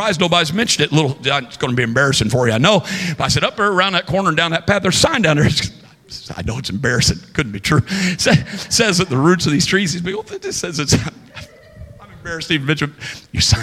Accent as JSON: {"language": "English", "region": "Southern Illinois", "country": "United States", "tie": "born or raised there", "said": "I'm a Midwesterner. I grew up in Southern Illinois"}